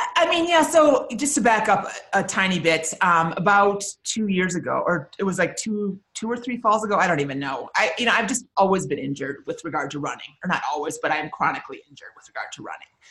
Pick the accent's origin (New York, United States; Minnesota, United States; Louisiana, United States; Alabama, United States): Minnesota, United States; I grew up in Minnesota